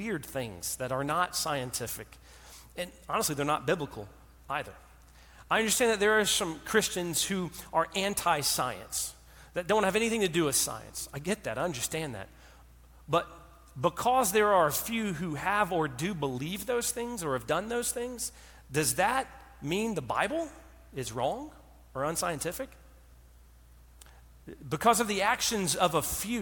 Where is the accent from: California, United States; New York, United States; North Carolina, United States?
North Carolina, United States; I'm from North Carolina